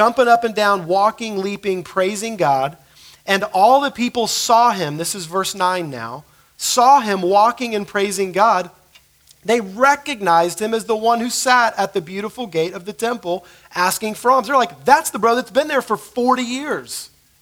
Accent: United States; as American Christians

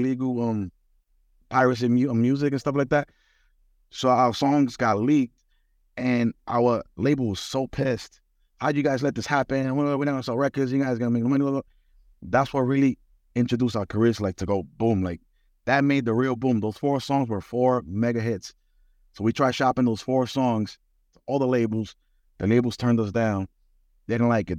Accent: New York City, New York, United States; I'm born and raised in the Bronx

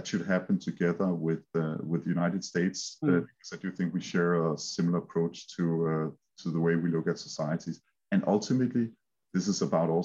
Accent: Denmark; accent: Danish; English is a second language; I'm Danish, as you can hear from my heavy accent

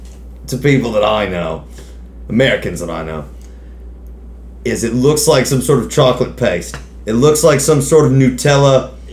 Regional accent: Australia; Born and bred. Born and bred in Australia, Aussie.

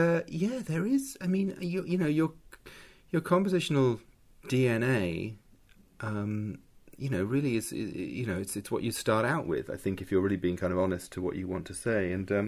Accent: London, United Kingdom; People growing up in Mitcham, Surrey, composition was obviously the way out for me.

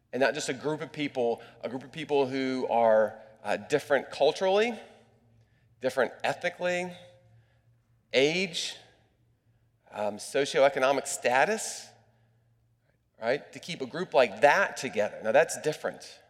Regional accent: United States; As an American

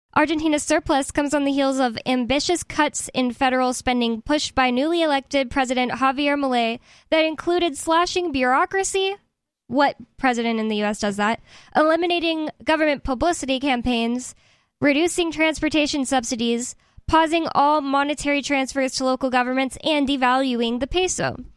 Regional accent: United States; I'm American

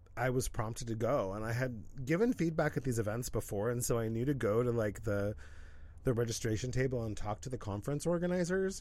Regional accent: Pacific Northwest, United States; moved away; also born or lived in Los Angeles; We're both from the Pacific Northwest

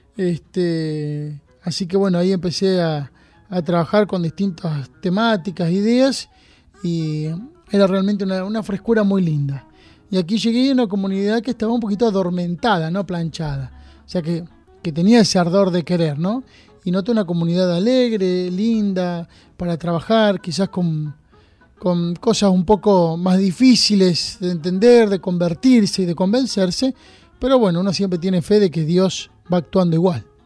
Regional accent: Junín, Buenos Aires Province, Argentina; moved away as an adult; now in San Andrés de Giles, Argentina; yo soy de Junín, nacido en Junín

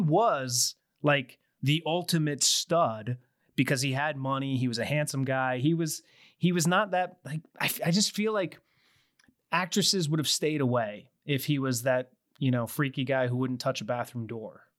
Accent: Clinton, Connecticut, United States; I grew up in Clinton, Connecticut

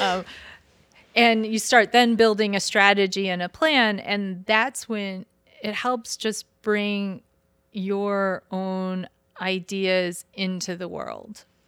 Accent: Michigan, United States; I'm from, I'm from the state up north

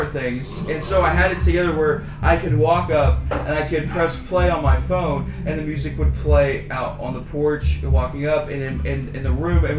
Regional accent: Louisiana, United States; I grew up in Louisiana

